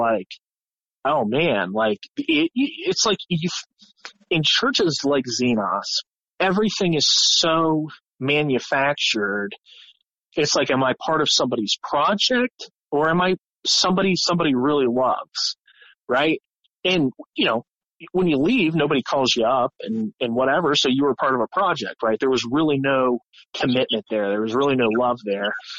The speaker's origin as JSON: {"language": "English", "region": "Ohio", "country": "United States", "said": "we're all kids from Ohio"}